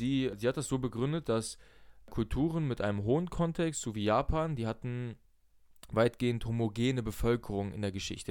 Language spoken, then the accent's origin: German; Germany; Ich bin zwar in Deutschland aufgewachsen, meine Eltern sind aus Russland